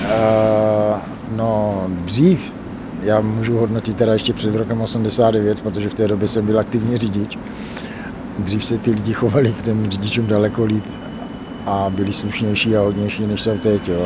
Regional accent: Brno, South Moravian Region, Czechia; moved away as an adult; now in Lipůvka, Czechia; Já teda jsem Brňák, ale už dobré 15 let bydlím mimo Brno, já zbývám v Lipovce

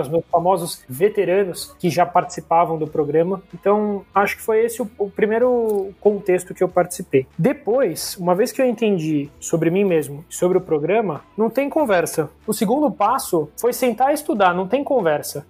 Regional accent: São Paulo, Brazil; Sou natural aqui de São Paulo, capital

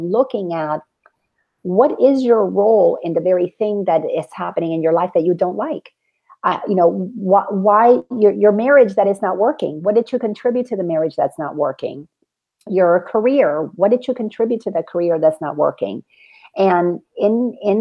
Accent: Dominican Republic; now in United States; I grew up in the Dominican Republic

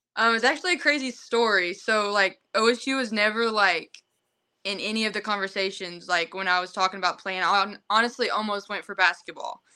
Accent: Broken Bow, Oklahoma, United States; I'm from Broken Bow, Oklahoma

